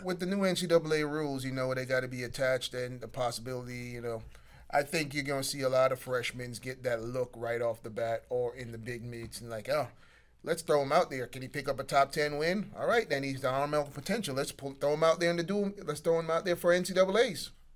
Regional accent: Jamaica; I'm Jamaican

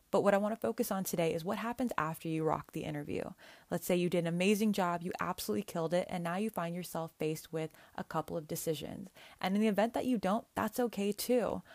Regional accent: Northern California, United States; my hometown in Northern California

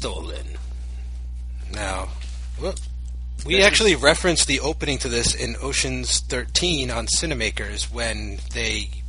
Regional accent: New Orleans, Louisiana, United States; That's where my accent's from, by the way. I'm from New Orleans.

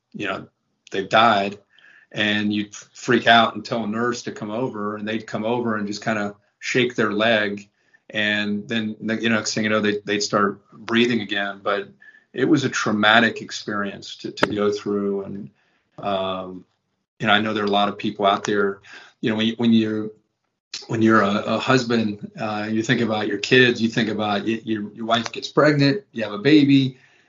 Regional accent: Ohio, United States; I grew up in Ohio

